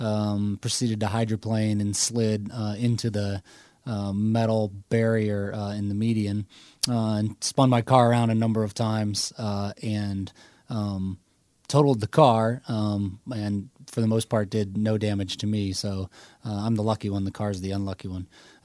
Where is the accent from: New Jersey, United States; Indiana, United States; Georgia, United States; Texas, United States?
Indiana, United States; now in Nashville, United States; I actually live in Nashville, although I'm a Hoosier at heart, which isn't entirely true. But I grew up in Indiana.